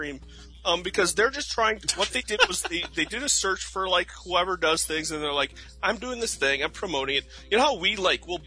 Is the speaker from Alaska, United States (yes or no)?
no; Fergus Falls, Minnesota, United States; I'm from Minnesota. Yeah. I'm from Fergus Falls